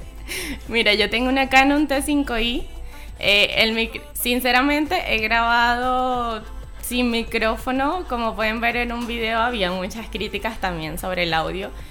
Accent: Maturín, Monagas, Venezuela; moved away as an adult; also born or lived in Maracay, Aragua, Venezuela; now in Chile; yo nací en Maracay, eh, me crié por allá como hasta los seis años más o menos y luego nos mudamos con mi familia a Maturín

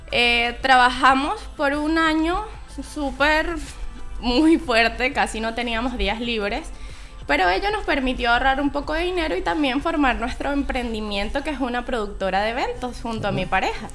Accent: Maturín, Monagas, Venezuela; moved away as an adult; also born or lived in Maracay, Aragua, Venezuela; now in Chile; yo nací en Maracay, eh, me crié por allá como hasta los seis años más o menos y luego nos mudamos con mi familia a Maturín

